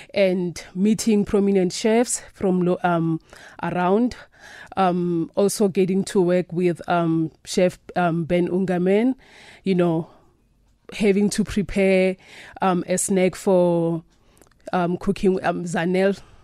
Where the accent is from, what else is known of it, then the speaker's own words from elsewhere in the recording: South Africa; I was born and raised in South Africa